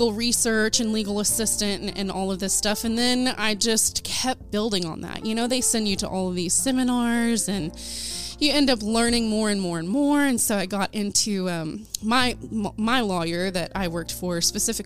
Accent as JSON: {"language": "English", "town": "Ada", "region": "Oklahoma", "country": "United States", "tie": "born or raised there", "said": "my hometown of Ada, Oklahoma."}